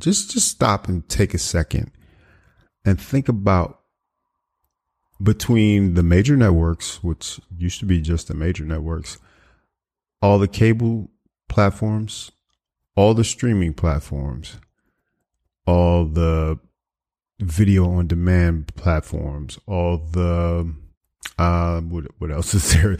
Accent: Washington, United States; moved away; my hometown of, uh, you know, the, the Washington metropolitan area

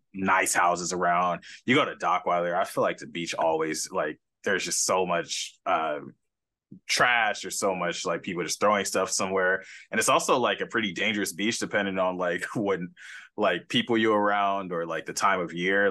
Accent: Los Angeles, California, United States; now in San Diego, United States; growing up in California

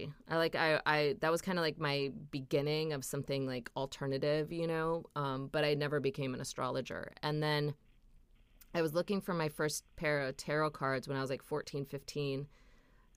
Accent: Minnesota, United States; I'm from Minnesota, so like it's very religious there

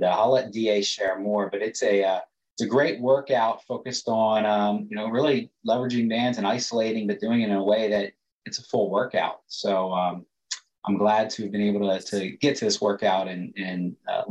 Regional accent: Delaware, United States; moved away; I'm from Delaware

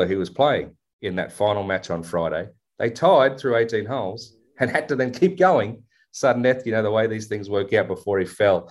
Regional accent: Australia; I'm Aussie

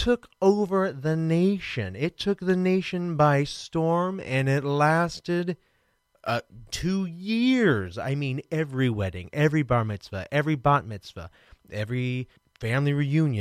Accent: Kansas City, Missouri, United States; I'm from Kansas City

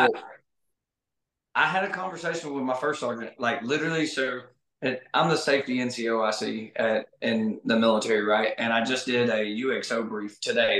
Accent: Arkansas, United States; I grew up here in Arkansas hunting pine thickets with a seven mag over corn

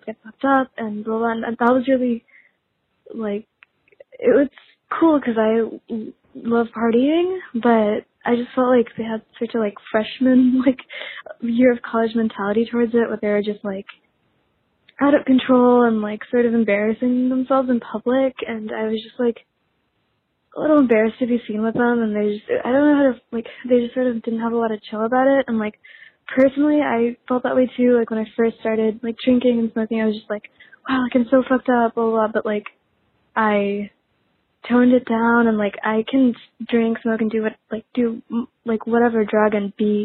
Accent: New Orleans, Louisiana, United States; I'm from New Orleans

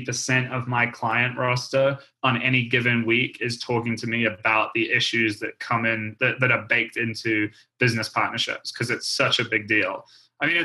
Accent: New Zealand; I grew up skiing in New Zealand

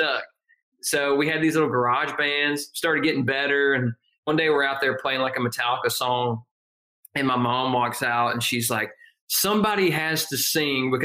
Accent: Northeast Georgia, United States; I grew up in a tiny little mountain town, Northeast Georgia, which is about an hour northeast of Athens, 2 hours north of Atlanta.

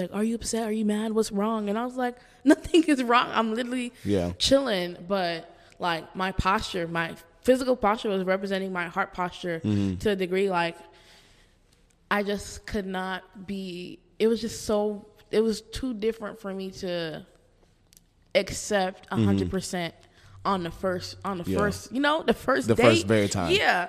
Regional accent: Haiti; I was very Haitian Baptist when I first came to Nova.

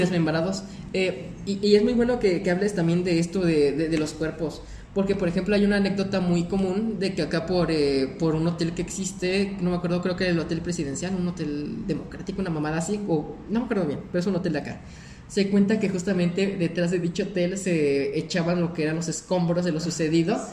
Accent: Celaya, Guanajuato, Mexico; nosotros somos de aquí, de Celaya

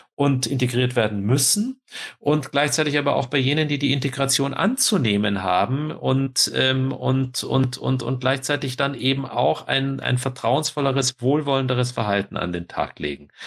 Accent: Kulmbach, Bavaria, Germany; in meiner Heimat in Kulmbach

